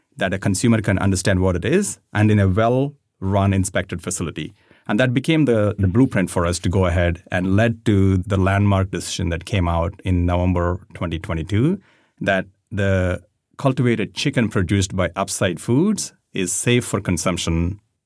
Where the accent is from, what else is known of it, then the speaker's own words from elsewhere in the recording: India; moved away; I grew up in India